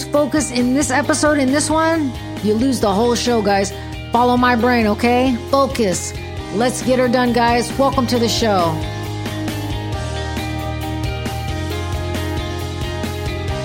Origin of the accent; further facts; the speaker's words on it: Fremont, California, United States; moved away as an adult; now in the South, United States; my hometown of Fremont, California, where my family immigrated to in the 1850s from Portugal